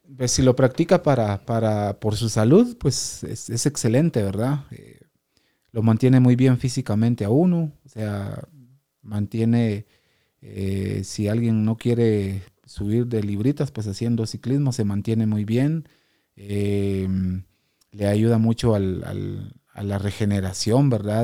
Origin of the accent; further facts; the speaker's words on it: Quetzaltenango, Guatemala; como guatemalteco, pues ha sido siempre un orgullo y, un placer poder representar a, Guatemala, a, Quetzaltenango